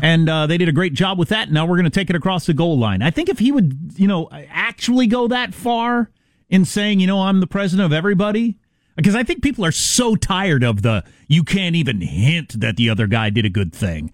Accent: Kansas, United States; in Kansas, my home state

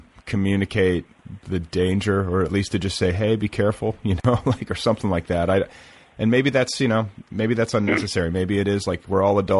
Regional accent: Indiana, United States; I'm from Indiana

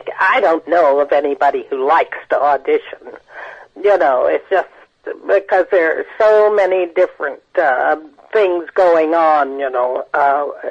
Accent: Missouri, United States; moved away as an adult; also born or lived in New York; I'm from Missouri, and I went to New York when I was 18 years old

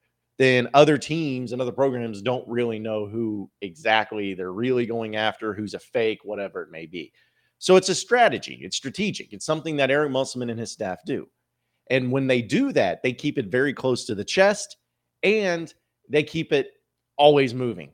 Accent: Arkansas, United States; Growing up in Arkansas, it's always been a dream to play in a Razorback uniform.

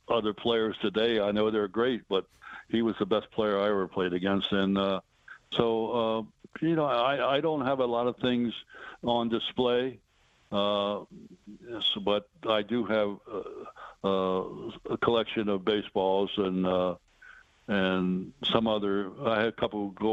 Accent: Baltimore, Maryland, United States; moved away; also born or lived in Detroit; Baltimore, my hometown

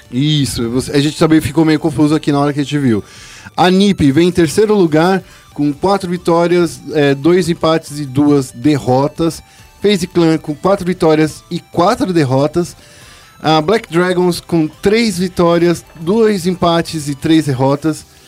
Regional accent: São Paulo, Brazil; also born or lived in Campo Limpo, São Paulo; Eu nasci no Capão Redondo.

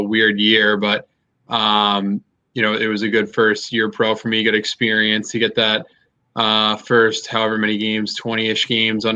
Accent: Lynnfield, Massachusetts, United States; I grew up in Lynnfield

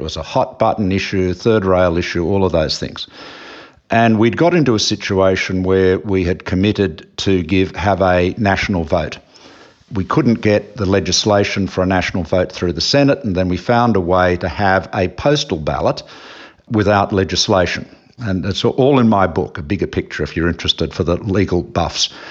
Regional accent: Australia; as an Australian

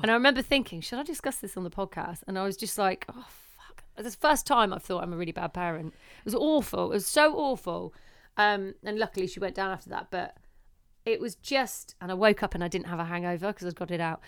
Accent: Leicester, East Midlands, United Kingdom; moved away; it was up in Leicester in my hometown

